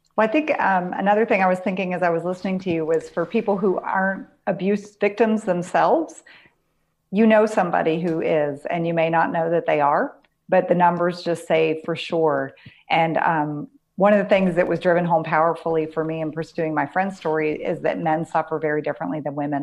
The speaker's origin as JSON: {"language": "English", "region": "Pennsylvania", "country": "United States", "tie": "born or raised there", "said": "I grew up in Pennsylvania"}